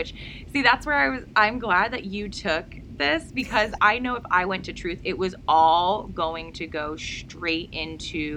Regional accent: United States; my home country in America

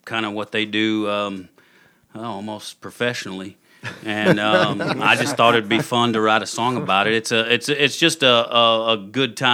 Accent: Russellville, Alabama, United States; born or raised there; accent: southern lilt; moved away; also born or lived in Florida

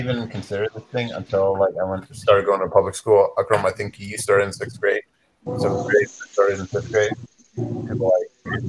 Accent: United States; I would put myself as American first, because this is where I grew up. This is my language.

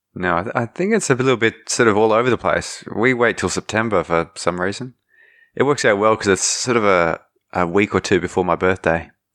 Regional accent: Australia; also born or lived in Germany; I was born in Germany. Two Australian parents

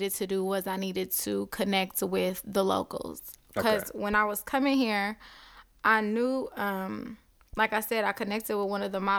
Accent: Compton, California, United States; moved away as an adult; now in Atlanta, United States; Yes, I'm from Compton.

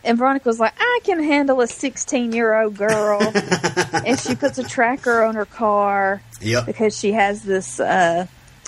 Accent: Alabama, United States; I'm from Alabama

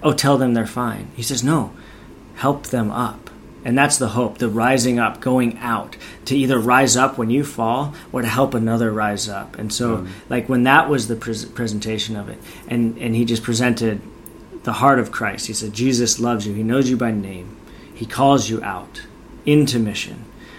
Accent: United States; I'm from America.

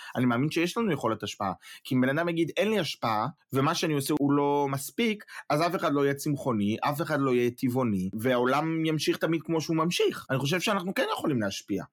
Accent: Israel; now in Germany; אנחנו בתור ישראלים שחיים בחו"ל

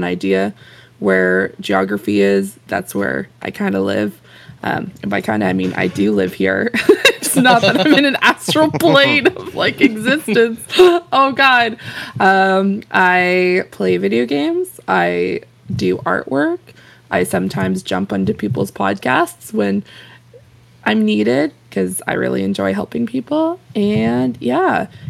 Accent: Halifax, Nova Scotia, Canada; I am from Halifax, Nova Scotia. And for any of you who think, oh, she must live, like, right beside the North Pole, the answer is no. I'm probably in one of the most southern places in Canada.

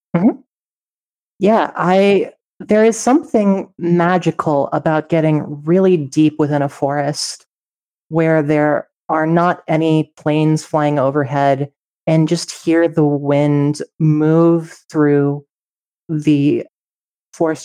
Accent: Colorado, United States; Growing up in Colorado

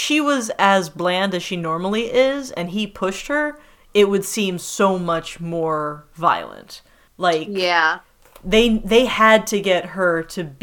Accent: United States; as an American who grew up eating Little Debbie snacks

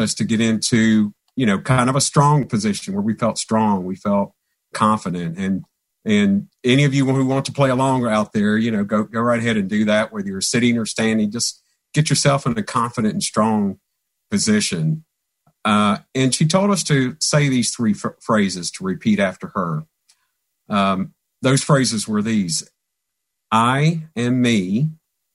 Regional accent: Christiansburg, Virginia, United States; moved away; I'm originally from Christiansburg, Virginia, which is in the southwestern part of Virginia

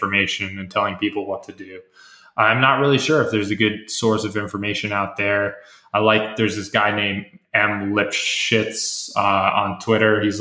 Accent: United States; as an American

